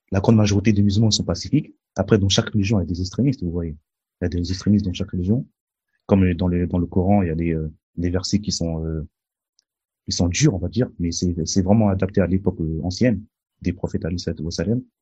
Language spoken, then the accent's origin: French; Mali; Au Proche-Orient, au Mali, moi je suis originaire du Mali, il y a beaucoup de musulmans qui sont tués dans le nord du Mali.